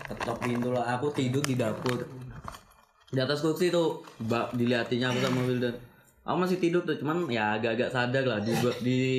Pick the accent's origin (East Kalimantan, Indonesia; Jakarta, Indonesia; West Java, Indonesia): East Kalimantan, Indonesia; Samarinda; asal Samarinda Samarinda asal asalku memang dari Samarinda